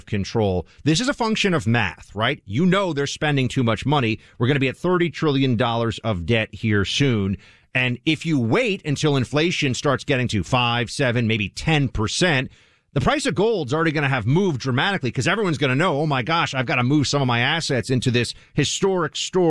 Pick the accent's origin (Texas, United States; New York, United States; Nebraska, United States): New York, United States; New York City; in my hometown, in my own city